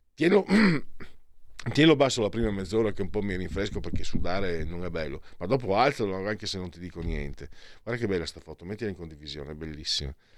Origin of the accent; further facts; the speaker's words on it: Italy; io vengo dal Friuli Veneto